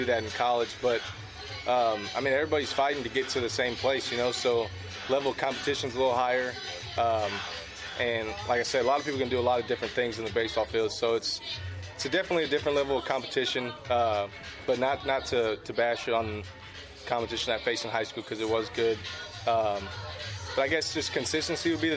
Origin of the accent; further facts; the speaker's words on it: Texas, United States; I'm from Texas